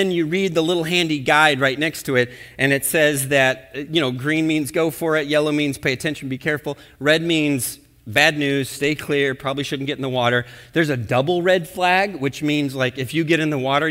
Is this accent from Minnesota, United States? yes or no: yes; Minnesota, United States; we're from Minnesota